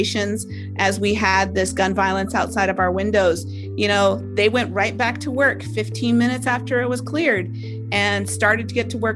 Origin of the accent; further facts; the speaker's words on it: Alaska, United States; I'm from Alaska